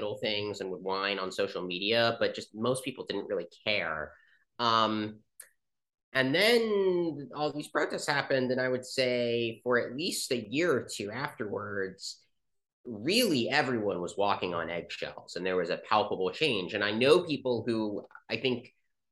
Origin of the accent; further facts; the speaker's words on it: Chevy Chase, Maryland, United States; I grew up in Chevy Chase, Maryland.